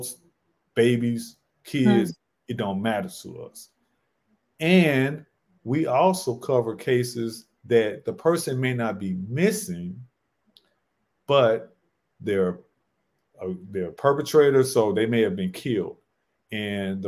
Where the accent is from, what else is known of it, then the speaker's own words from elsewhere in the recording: St. Louis, Missouri, United States; we're all from St. Louis, so this was back in our hometown